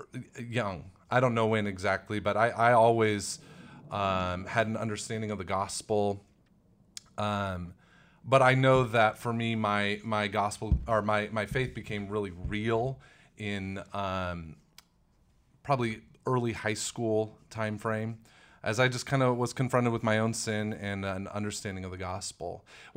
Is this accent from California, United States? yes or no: no; Illinois, United States; This was in Illinois. Illinois, I grew up right outside of St. Louis, Missouri.